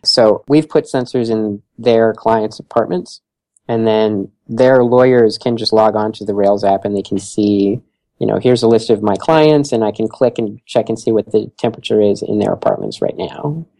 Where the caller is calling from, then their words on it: Philadelphia, Pennsylvania, United States; And here in Philadelphia, I'm calling from Philadelphia today